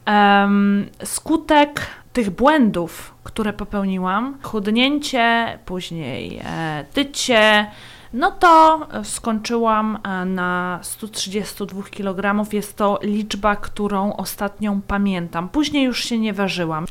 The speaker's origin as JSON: {"language": "Polish", "country": "Poland", "tie": "born or raised there", "also_born_or_lived": "Latvia", "moved": "yes", "lives_now": "Austria", "said": "urodziłam się na Łotwie, wychowałam w Polsce, stąd e, mój doskonały język polski"}